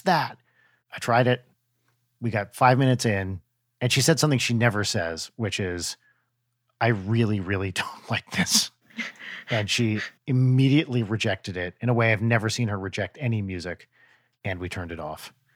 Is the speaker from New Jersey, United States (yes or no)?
yes; New Jersey, United States; now in Los Angeles, United States; I grew up in North Jersey